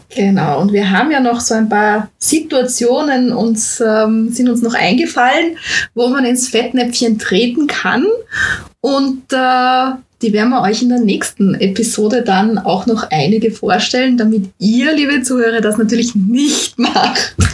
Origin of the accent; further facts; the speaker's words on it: Austria; bei uns in Österreich